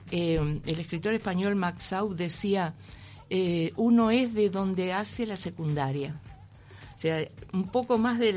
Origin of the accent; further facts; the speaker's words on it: Madrid, Community of Madrid, Spain; now in Uruguay; así que me volví a España y seguí viviendo en Madrid hasta, hasta que vine al Centro Cultural de España en 2005, mm. pero vine como española.